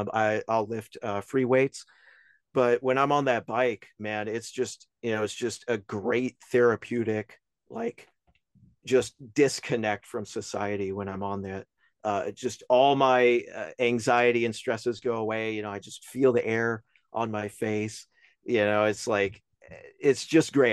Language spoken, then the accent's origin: English; Albemarle, North Carolina, United States; moved away; from Albemarle, North Carolina, where I originally came from.